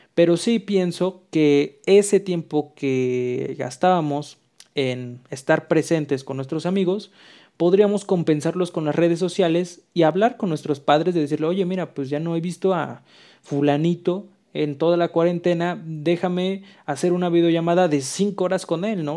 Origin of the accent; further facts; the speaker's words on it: Mexico; aquí en México, que pues somos un país muy bonito